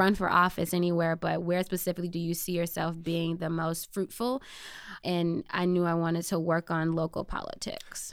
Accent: Chicago, Illinois, United States; also born or lived in Michigan; I grew up in the Inglewood community on the South Side, born and raised there.

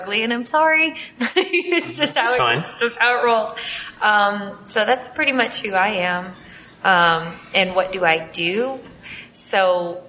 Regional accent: Massachusetts, United States; moved away; I'm from the Northeast, like Massachusetts specifically.

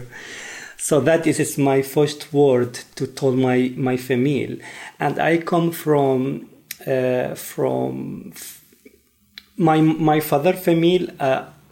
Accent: Mosul, Nineveh, Iraq; English is a second language; moved away as an adult; also born or lived in Baghdad; now in Sweden; I come from Iraq. And I born in Mosul, northern Iraq.

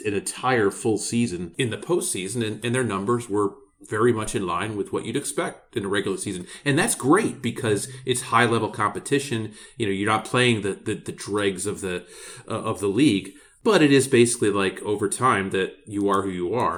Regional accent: Philadelphia, Pennsylvania, United States; Philadelphia, I'm biased 'cause it's my hometown

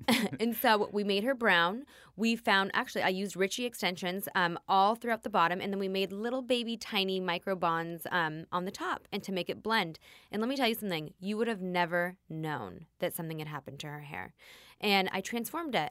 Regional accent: Los Angeles, California, United States; I was born in Tarzana, California

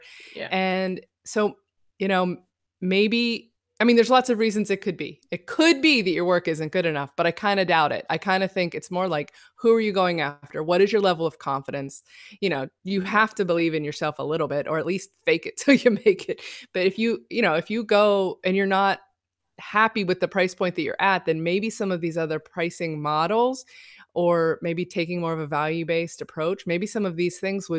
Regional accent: California, United States; Remember when I said I was from California?

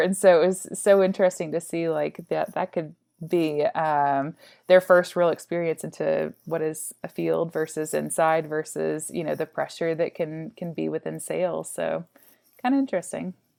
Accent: Arkansas, United States; moved away; also born or lived in Austin; I'm originally from Arkansas

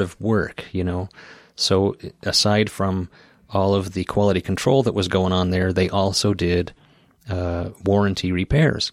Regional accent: Idaho Falls, Idaho, United States; there was one in my hometown of Idaho Falls, Idaho

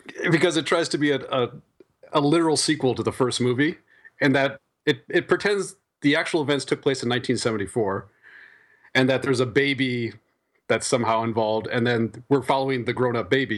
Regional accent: Iowa, United States; I grew up in Iowa

